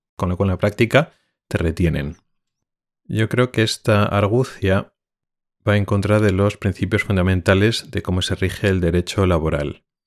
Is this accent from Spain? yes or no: yes; Spain; moved away as an adult; now in Sweden; sigo siendo español y sintiéndome español